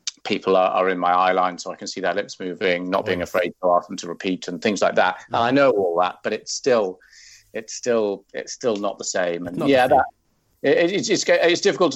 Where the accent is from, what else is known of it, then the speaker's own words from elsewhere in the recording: Wales, United Kingdom; moved away; I'm Welsh